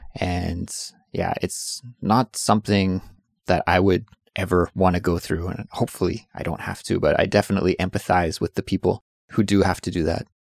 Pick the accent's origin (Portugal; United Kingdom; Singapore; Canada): Canada; moved away as an adult; now in South Korea; I'm from Canada